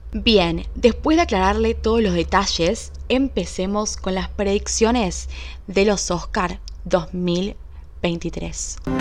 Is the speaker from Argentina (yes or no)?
yes; Argentina; yo soy argentina